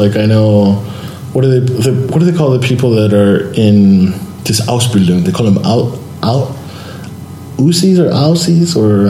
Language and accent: English; United States; moved away; an American, like myself.